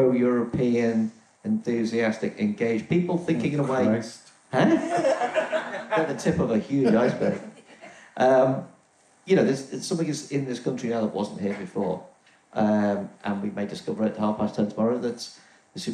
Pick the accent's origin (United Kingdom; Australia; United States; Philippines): United Kingdom; the Northwest, North West England; I'm from the Northwest